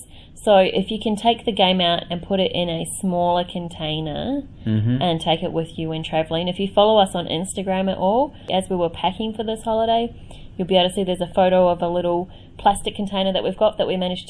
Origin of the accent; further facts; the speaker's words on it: Australia; we're Australian